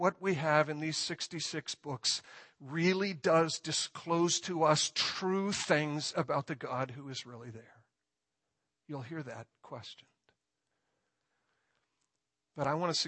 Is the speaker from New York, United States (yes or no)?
no; near Chicago, Illinois, United States; I grew up near Chicago